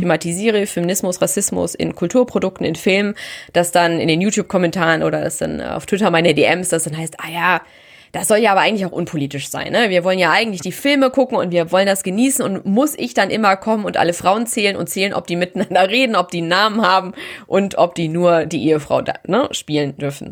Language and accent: German; Germany; bei uns in Deutschland